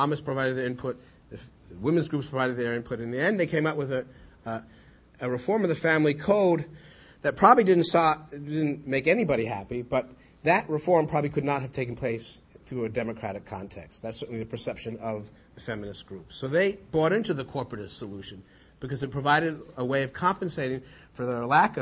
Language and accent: English; United States; an American secular Jew